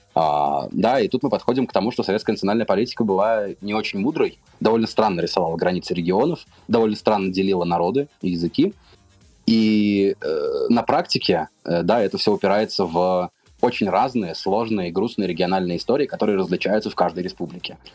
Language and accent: Russian; Pskov Oblast, Russia; moved away as an adult; часть моего детства прошла в Псковской области